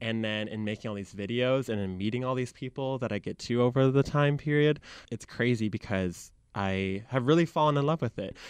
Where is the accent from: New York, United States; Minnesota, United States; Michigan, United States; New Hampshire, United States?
Michigan, United States; accent: Michigan; moved away as an adult; also born or lived in Chicago; I grew up in Michigan